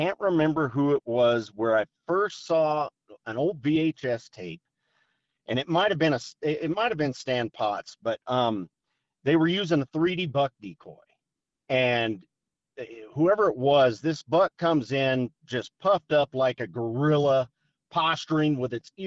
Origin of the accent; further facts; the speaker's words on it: Colorado, United States; I grew up out here in Colorado.